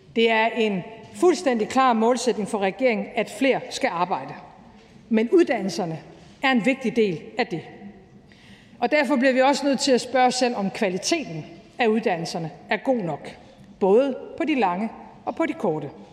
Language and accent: Danish; Aalborg, North Denmark Region, Denmark; moved away; som nordjyde. Da jeg voksede op i Aalborg i 80'erne